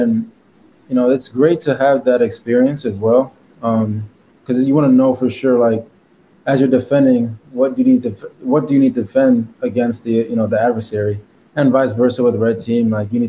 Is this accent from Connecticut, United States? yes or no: yes; Stamford, Connecticut, United States; now in Dallas, United States; But I'm originally from Stamford, Connecticut, East Coast, New York City area. But I'm actually Haitian, but born in the States.